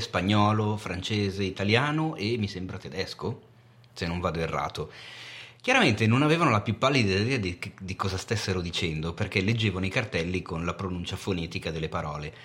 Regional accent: Milan, Lombardy, Italy; da milanese

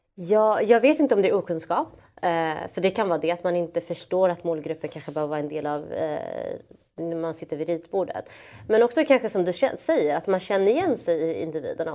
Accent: Malmö, Skåne, Sweden; Jag är från Malmö, vi har kopplingar till Köpenhamn

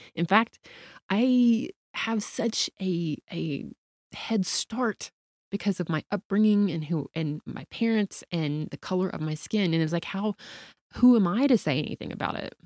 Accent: the South, United States; I grew up in the South.

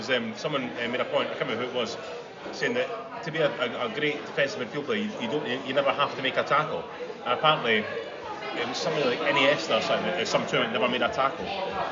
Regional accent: Scotland, United Kingdom; I'm from Scotland

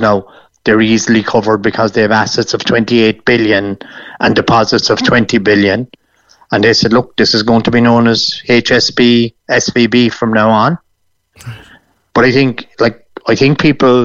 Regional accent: Ireland; it's not as if we're being Irish

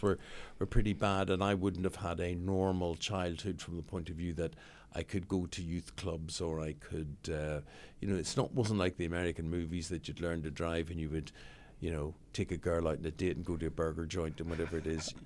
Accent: Belfast, Northern Ireland, United Kingdom; moved away; Belfast, growing up in Belfast, living, I still have a house in Belfast

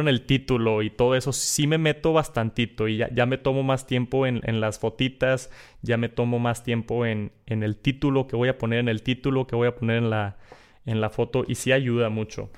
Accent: Monterrey, Nuevo León, Mexico; accent: norteño, regio; Yo tengo el acento norteño, regio, acá del, del norte del país

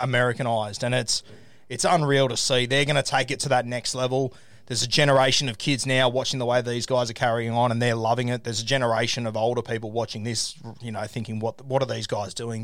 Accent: Australia; as an Aussie

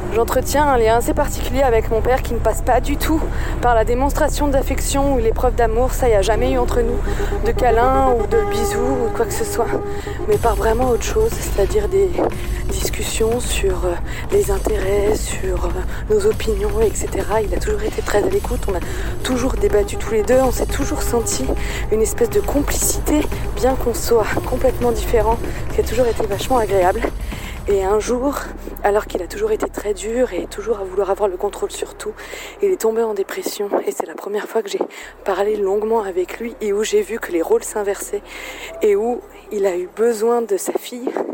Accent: Algeria; moved away as an adult; now in France; je suis née en Algérie, j'ai grandi en Algérie jusqu'à mes 24 ans

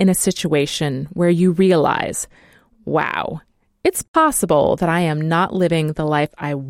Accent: United States; moved away; I'm American.

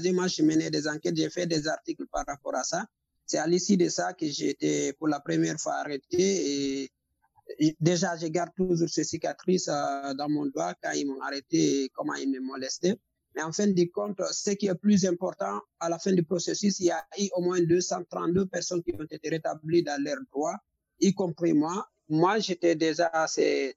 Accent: Guinea; moved away as an adult; also born or lived in Mali; j'ai quitté la Guinée depuis 2017

